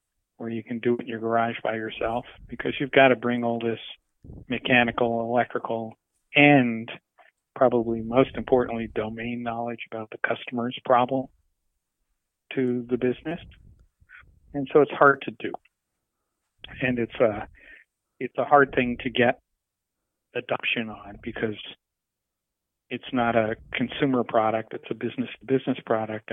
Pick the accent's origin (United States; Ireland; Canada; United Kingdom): Canada; moved away as an adult; I grew up in Canada